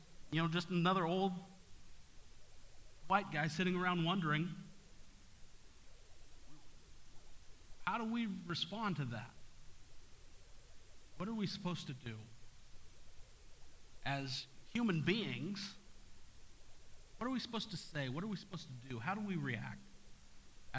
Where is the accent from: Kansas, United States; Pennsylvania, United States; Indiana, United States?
Kansas, United States; Topeka; I grew up in Topeka